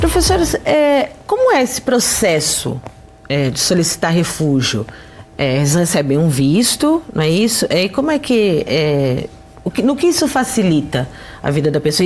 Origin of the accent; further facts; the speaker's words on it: Brazil; aqui no nosso, pra, no, no nosso país